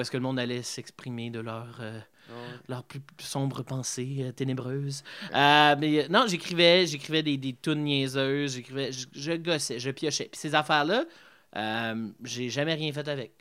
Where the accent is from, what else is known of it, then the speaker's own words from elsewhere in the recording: Embrun, Ontario, Canada; also born or lived in Gatineau, Quebec; je suis né à Embrun